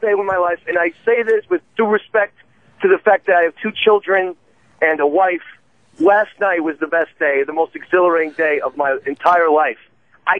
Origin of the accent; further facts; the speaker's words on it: New Jersey, United States; I'm from New Jersey.